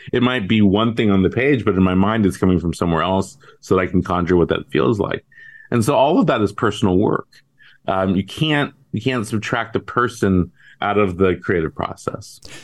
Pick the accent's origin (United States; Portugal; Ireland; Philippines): United States; Bay Area, California; I grew up in the Bay Area